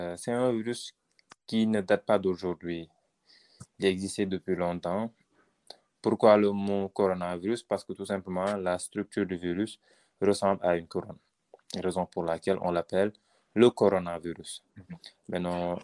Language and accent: French; Senegal; nous, Noirs, qui, sommes au Sénégal